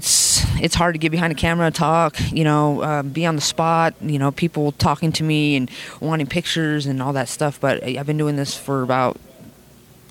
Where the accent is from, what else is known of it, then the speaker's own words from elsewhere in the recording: Las Vegas, Nevada, United States; I'm from Vegas